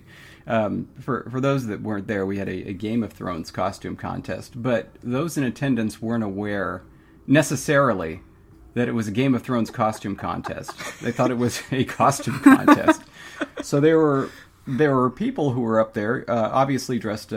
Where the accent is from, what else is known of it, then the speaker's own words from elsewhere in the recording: California, United States; I'm from California